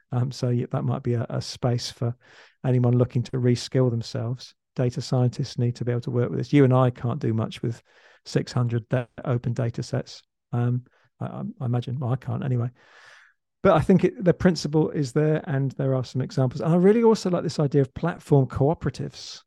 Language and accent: English; England, United Kingdom; now in Australia; I'm actually English, so I, I used to live in England, now I live in Australia.